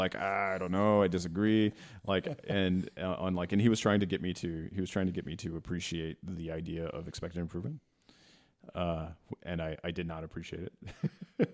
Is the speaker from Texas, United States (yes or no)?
yes; Texas, United States; moved away; I grew up in Texas